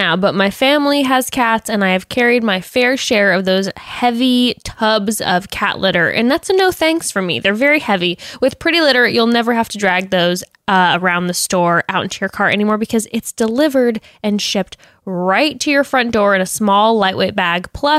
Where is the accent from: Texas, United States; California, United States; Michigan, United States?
California, United States; Coronado; But I am from Coronado, and that is not true.